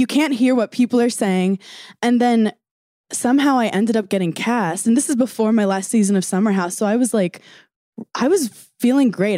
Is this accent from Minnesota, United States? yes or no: no; New York, United States; I'm from New York